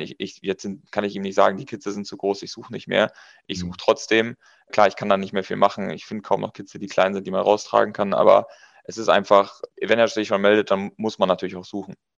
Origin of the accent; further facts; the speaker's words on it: Münsterland, North Rhine-Westphalia, Germany; Wir kommen aus Münsterland